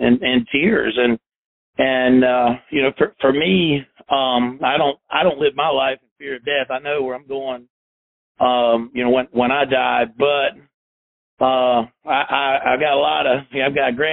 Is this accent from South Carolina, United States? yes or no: yes; South Carolina, United States; also born or lived in Chattanooga, Tennessee; I grew up in South Carolina